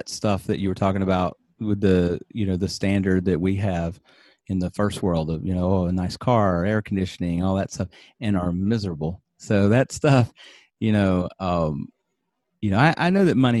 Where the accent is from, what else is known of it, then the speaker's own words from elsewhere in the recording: United States; moved away as an adult; now in Japan; in America, growing up in America